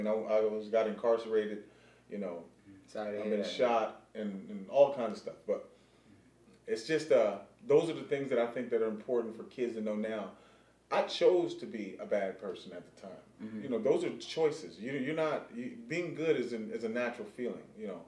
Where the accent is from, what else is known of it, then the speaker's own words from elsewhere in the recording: Pasadena, California, United States; also born or lived in Texas / Harlem, New York; I'm originally from, born in Texas, raised in Pasadena, California. My dad brought us out here when I was about in first grade. So, from that moment on, I just embraced that Cali experience and mentality.